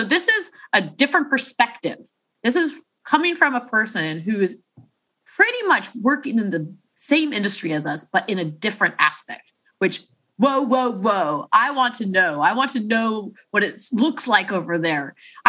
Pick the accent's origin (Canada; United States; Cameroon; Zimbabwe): United States; Chicago, Illinois; accent: Chicago; That's my Chicago accent.